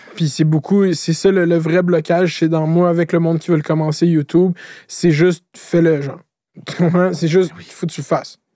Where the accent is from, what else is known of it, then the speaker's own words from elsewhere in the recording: Laval, Quebec, Canada; je viens de Laval. Laval, c'est une ville d'autoroute. J'habite à côté de la 15.